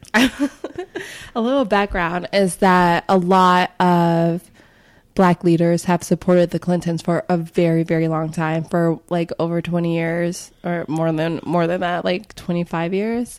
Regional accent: Chicago, Illinois, United States; my experience growing up in Chicago

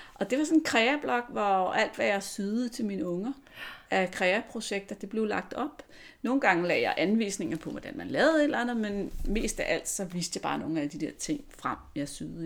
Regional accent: Lyngby, Capital Region of Denmark, Denmark; also born or lived in Virum; jeg kommer fra Lyngby, lidt nord for København

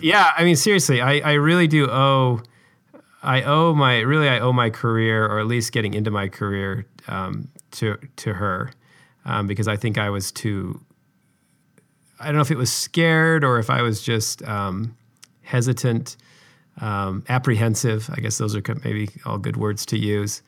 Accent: Utah, United States; I grew up in Utah, which is where I live now

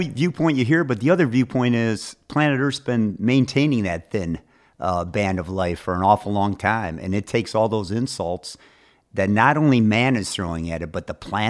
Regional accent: Michigan, United States; I am from Michigan.

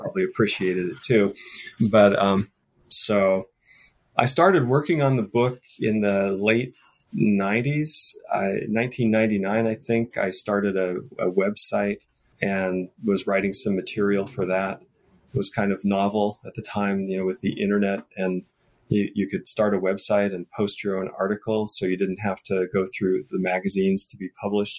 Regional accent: Seattle, Washington, United States; I grew up in Seattle

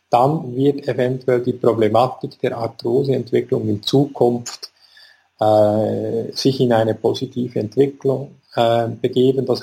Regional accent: Bern, Switzerland; ich komme aus Bern, bin hier an der Sonnenhofklinik tätig

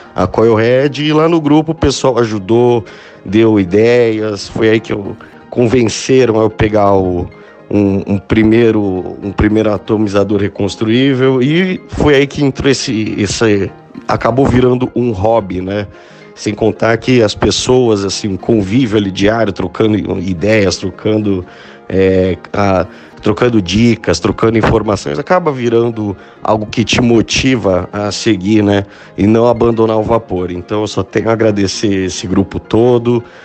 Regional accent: São Paulo, Brazil; tenho 31 anos, sou de São Paulo

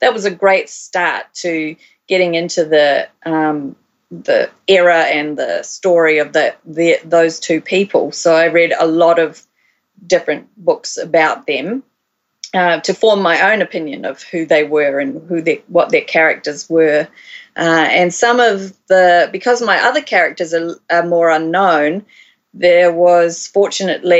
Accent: Christchurch, Canterbury, New Zealand; moved away as an adult; also born or lived in Waikato, New Zealand / Australia; I was born in Christchurch, and I did all my schooling and university mostly down there.

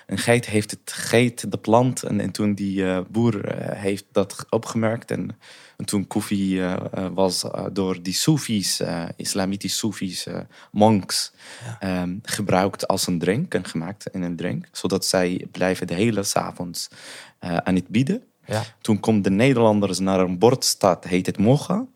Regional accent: Sanaa, Amanat Al Asimah, Yemen; born or raised there; Dutch is a second language; moved away as an adult; also born or lived in Saudi Arabia / Taiz; now in Netherlands

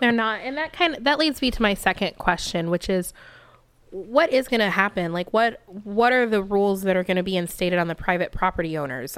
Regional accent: Texas, United States; moved away as an adult; now in California, United States; I come from Texas

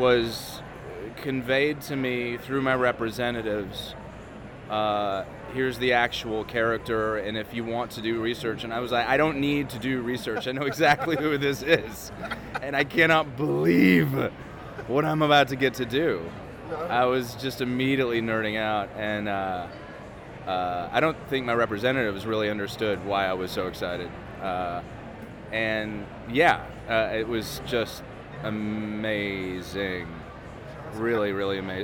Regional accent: Tennessee, United States; I grew up in Tennessee

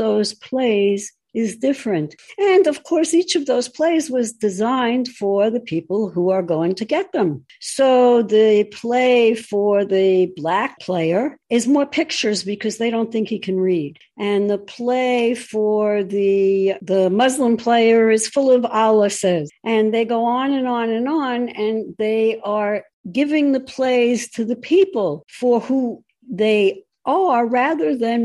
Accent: United States; I'm an American first, and then I'm a Jew. That's the way it works. It is my country

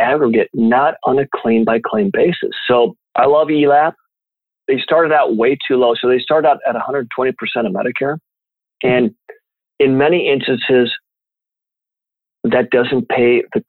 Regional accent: Champaign, Illinois, United States; My hometown of Champaign, Illinois

